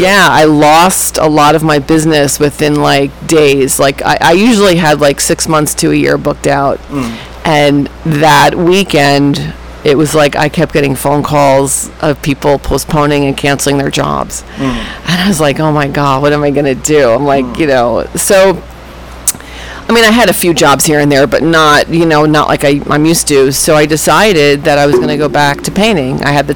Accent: Fort Lee, New Jersey, United States; I am from Fort Lee, New Jersey, and that is where I'm living right now. I moved to Jersey City in 1999 and lived there until the pandemic, and then moved back.

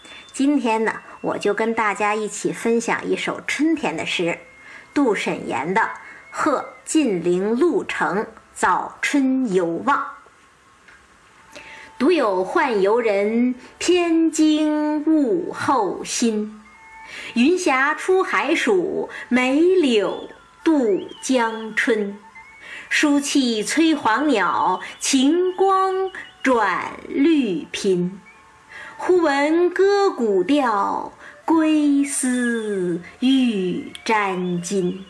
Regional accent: northern China, China; 你比方说哈，我是北方人，冬天习惯了冰天雪地了

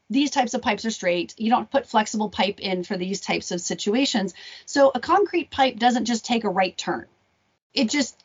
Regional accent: Arizona, United States; I grew up in Arizona

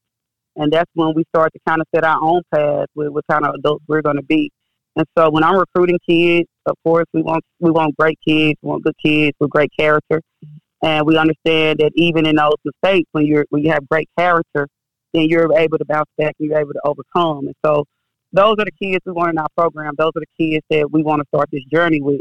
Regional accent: Oxford, Mississippi, United States; also born or lived in Memphis, Tennessee; I'm originally from Oxford, Mississippi. I was born and raised there

